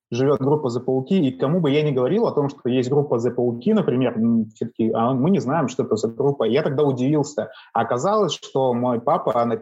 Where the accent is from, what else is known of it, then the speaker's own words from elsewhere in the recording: Kamchatka Krai, Russia; now in Saint Petersburg, Russia; я живу в Петербурге, но я не коренной петербуржец. Я приехал сюда с Камчатки, вот, э, с далекой.